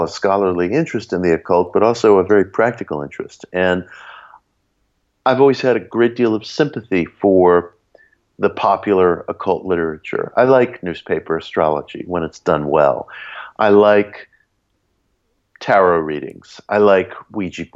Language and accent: English; New York City, New York, United States; the little public library in the town that I grew up in Belrose, in the borough of Queens in New York City